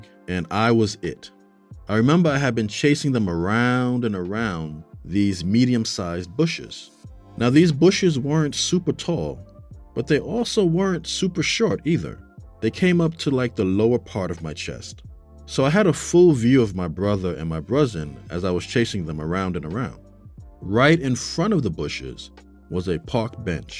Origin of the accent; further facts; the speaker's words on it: New York City, New York, United States; I grew up in New York City. I lived in a part of the Bronx called Castle Hill